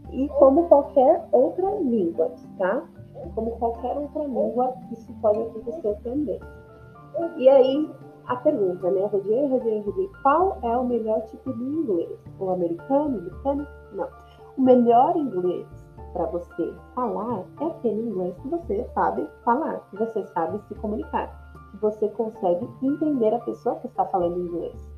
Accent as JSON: {"language": "Portuguese", "region": "São Paulo", "country": "Brazil", "said": "E o meu sotaque é um sotaque de uma brasileira de São Paulo que fala inglês, né? Eu não sou nativa. Eu não sou nativa de, de qualquer país que fala inglês. Eu sou paulista, tá?"}